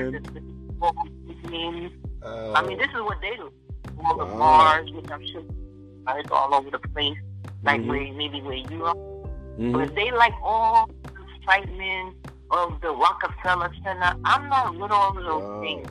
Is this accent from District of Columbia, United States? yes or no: no; Los Angeles, California, United States; now in New York, United States; I'm originally from